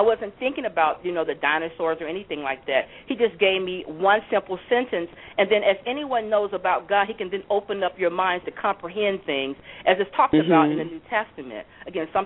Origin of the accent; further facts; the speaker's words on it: Louisiana, United States; also born or lived in Ohio; my home state of Louisiana